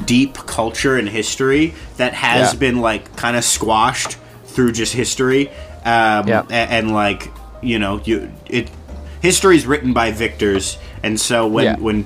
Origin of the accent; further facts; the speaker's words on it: Ontario, Canada; growing up in Ontario most of our lives